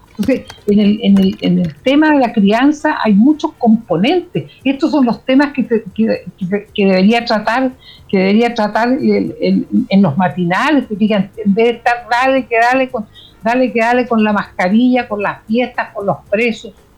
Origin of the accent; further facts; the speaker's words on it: Chile; somos los chilenos